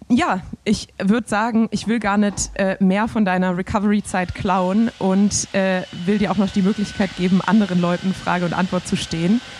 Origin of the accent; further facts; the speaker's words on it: Swabia, Germany; deshalb habe ich dir das als Schwabe auch